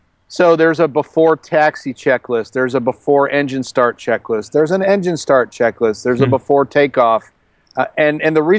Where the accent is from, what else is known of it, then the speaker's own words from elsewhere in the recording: outside of Chicago, Illinois, United States; moved away as an adult; also born or lived in Colorado; in Illinois, where I grew up outside of Chicago